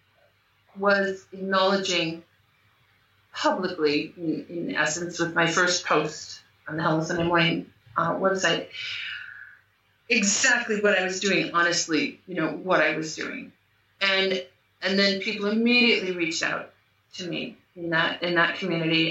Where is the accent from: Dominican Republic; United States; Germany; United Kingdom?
United States; moved away as an adult; now in Portugal; I live in Portugal, I'm American, but I live in Portugal